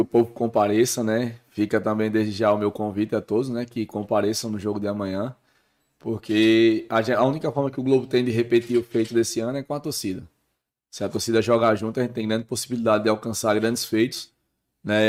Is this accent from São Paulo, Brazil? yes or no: no; Mossoró, Rio Grande do Norte, Brazil; Eu sou de Mossoró, sou nascido em Mossoró.